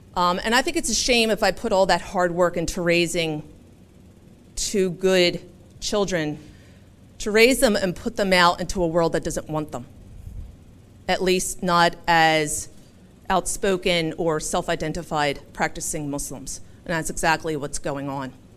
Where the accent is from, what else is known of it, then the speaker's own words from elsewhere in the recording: Philadelphia, Pennsylvania, United States; moved away as an adult; now in Rochester, United States; I am from Philadelphia, born and raised.